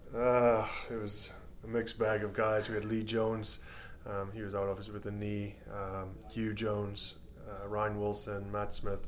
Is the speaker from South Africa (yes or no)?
yes; South Africa; also born or lived in Canada; now in Scotland; I'm South African born